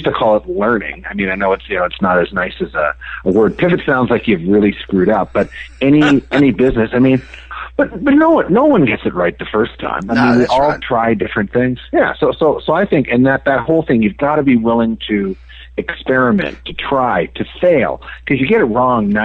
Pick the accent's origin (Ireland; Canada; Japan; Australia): Canada; moved away as an adult; now in United States; I grew up in Canada